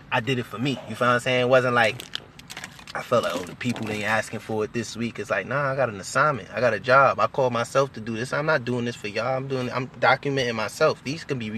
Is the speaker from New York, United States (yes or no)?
yes; New York, United States; I'm from New York, Harlem, New York. Uptown, Lenox Ave, 38th and Lenox